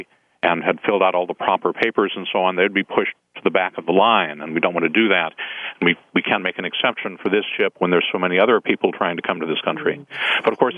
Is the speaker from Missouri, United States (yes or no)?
yes; St. Louis, Missouri, United States; also born or lived in suburban Washington, D.C.; now in Washington, D.C., United States; Yes, I was born in St. Louis, Missouri. And as I say, I did not grow up Jewish